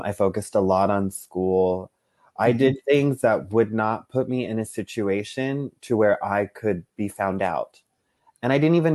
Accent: South Texas, United States; I grew up in South Texas.

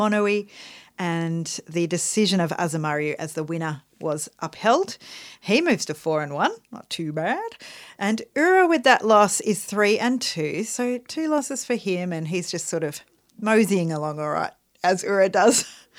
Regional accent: Australia; We are Australian. We have to play... … at least once a day.

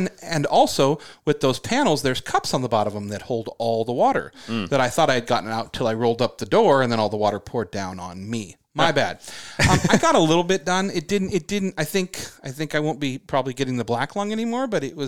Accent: United Kingdom; I mean, I'm a British guy.

